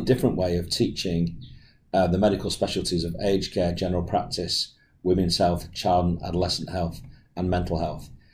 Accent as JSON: {"language": "English", "region": "England", "country": "United Kingdom", "accent": "English", "moved": "as an adult", "lives_now": "Australia", "said": "I'm actually English, as my accent will give me away, and I'm a renal specialist who moved to Australia in 2012"}